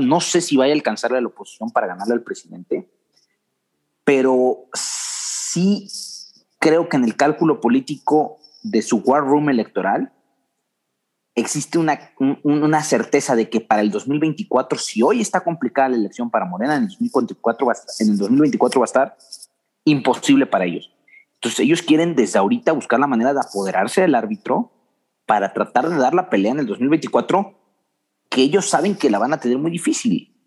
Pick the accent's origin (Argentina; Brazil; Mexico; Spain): Mexico; como mexicanos